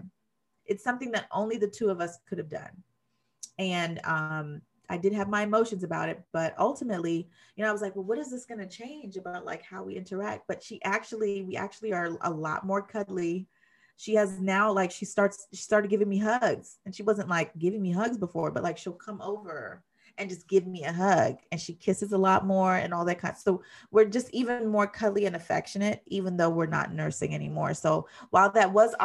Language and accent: English; Jamaica; I'm Jamaican, and so I don't just say kiss